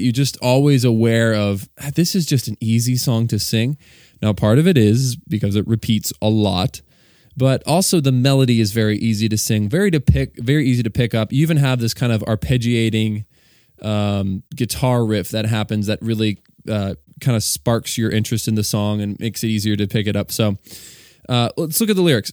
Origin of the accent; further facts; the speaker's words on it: Virginia, United States; moved away as an adult; now in Delaware, United States; I was born and raised in Virginia, and now I reside and live in Delaware with my wife and our two kids.